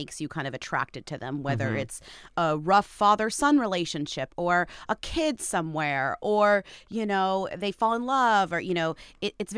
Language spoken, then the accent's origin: English; United States; as American watchers